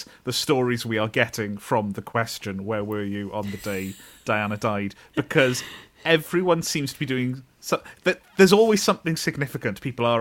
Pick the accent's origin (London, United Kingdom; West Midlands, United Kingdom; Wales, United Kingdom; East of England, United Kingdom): Wales, United Kingdom; near Neath; when we lived near Neath